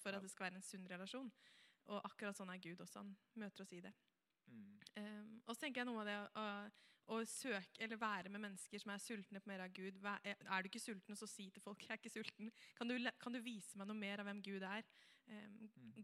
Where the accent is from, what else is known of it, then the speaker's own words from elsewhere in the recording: Helgeroa, Vestfold, Norway; kommer jeg fra Helgerå. Jeg er ikke så langt fra Tønsberg, egentlig